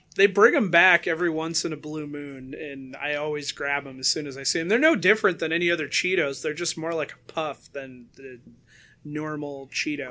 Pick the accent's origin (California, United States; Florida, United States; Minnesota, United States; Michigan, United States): Michigan, United States; West; I'm from West Michigan. I now live in slightly more east West Michigan.